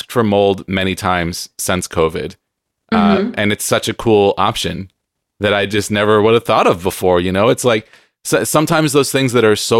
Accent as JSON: {"language": "English", "town": "San Diego", "region": "California", "country": "United States", "tie": "born or raised there", "said": "I grew up in San Diego, so we went to Disneyland all the time"}